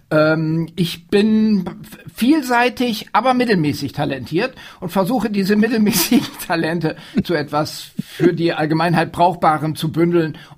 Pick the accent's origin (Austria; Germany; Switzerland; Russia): Germany; Oldenburg, Lower Saxony; also born or lived in Wildeshausen; Also Wildeshausen, äh, das ist der mythische Ort der Familie …. Ich bin da in Wirklichkeit nur geboren und habe während meiner Kindheit die Wochenenden dort verbracht, meine Vettern und meine Oma besucht. Aufgewachsen bin ich in der Stadt Oldenburg.